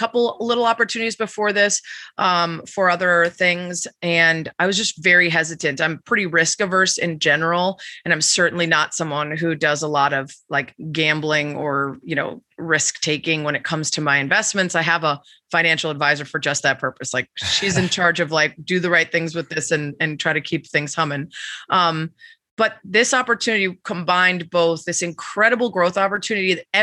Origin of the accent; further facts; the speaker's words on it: Chicago, Illinois, United States; a Chicagoan and a diehard